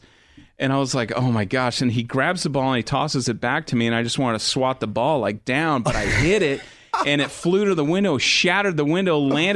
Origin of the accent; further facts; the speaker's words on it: Phoenix, Arizona, United States; I grew up in Phoenix where a lot of hot air balloons there in the Southwest.